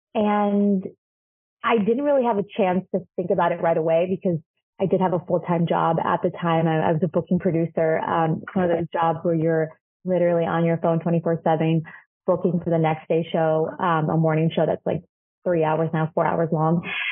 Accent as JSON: {"language": "English", "country": "Chile", "moved": "yes", "lives_now": "United States", "said": "I'm from Chile and in Chile I'm not a I'm not a woman of color"}